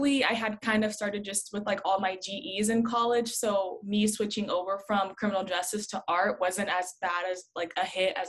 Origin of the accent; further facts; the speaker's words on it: San Bernardino, California, United States; I grew up in San Bernardino, always went to school in San Bernardino